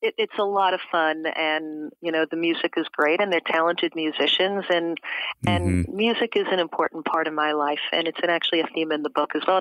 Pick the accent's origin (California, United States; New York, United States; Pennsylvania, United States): New York, United States; New York City; moved away as an adult; also born or lived in San Francisco / Madrid, Spain; I'm from Brooklyn, New York